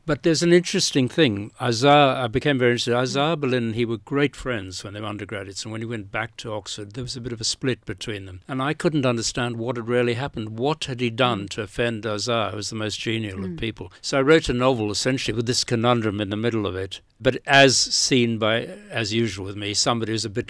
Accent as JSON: {"language": "English", "country": "South Africa", "said": "when I came from South Africa, I didn't really, in South Africa, the alternatives were to be part of the ANC"}